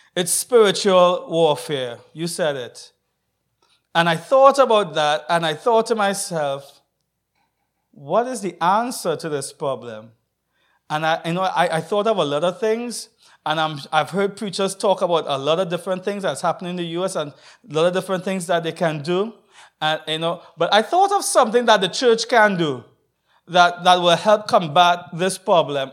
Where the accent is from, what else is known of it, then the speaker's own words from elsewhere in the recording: Trinidad & Tobago; I'm from Trinidad and Tobago